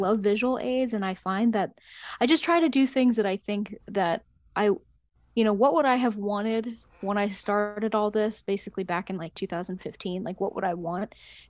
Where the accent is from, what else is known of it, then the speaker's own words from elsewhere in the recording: United States; also born or lived in Germany; So I grew up in America. Then I moved to Germany when I was in my youth, and then I've moved back, obviously, whenever I was like about high school age.